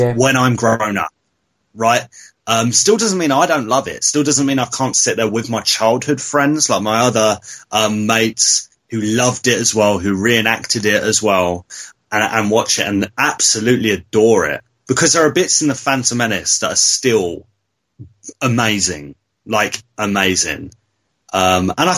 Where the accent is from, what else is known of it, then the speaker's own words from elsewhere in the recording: Devon, South West England, United Kingdom; now in Essex, United Kingdom; originally I was born and I grew up in Devon, and I'd always come up to Essex. I live in Essex now